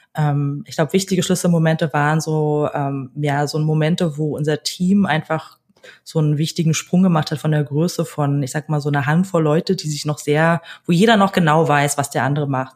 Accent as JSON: {"language": "German", "region": "Berlin", "country": "Germany", "tie": "born or raised there", "said": "ich wurde in Berlin geboren, ähm, bin vor allen Dingen als Kind einer alleinerziehenden Mutter groß geworden"}